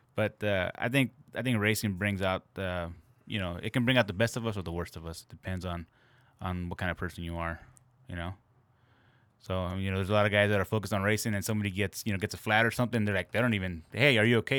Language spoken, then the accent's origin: English; Santa Ana, California, United States; I grew up in Santa Ana